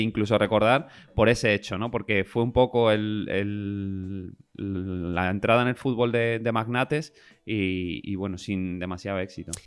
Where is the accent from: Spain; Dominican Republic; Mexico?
Spain; a nosotros como españoles